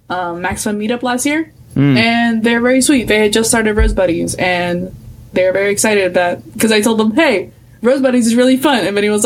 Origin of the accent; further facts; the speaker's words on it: Puerto Rico; I'm from Puerto Rico.